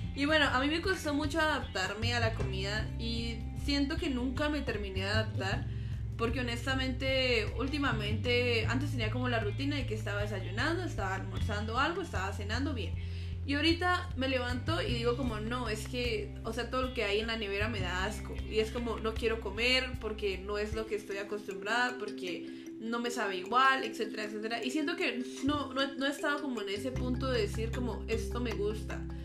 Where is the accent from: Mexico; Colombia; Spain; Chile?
Colombia; Duitama, Boyacá; moved away; Yo soy de Colombia, como ella dice, yo soy de Boyacá, una región muy bonita de allá. Es un departamento, por así decirlo, un estado, pero soy de la ciudad de Uitama